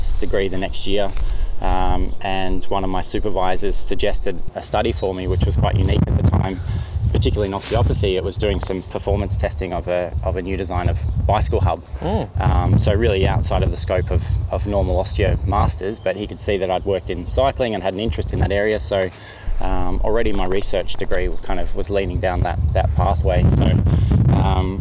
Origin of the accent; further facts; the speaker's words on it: Mansfield, Victoria, Australia; also born or lived in Melbourne / Monaco; I grew up in Mansfield in northeast Victoria, and just a pretty typical country sort of upbringing